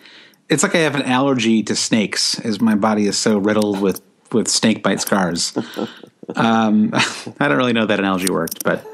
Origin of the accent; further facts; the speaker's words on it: United States; as an American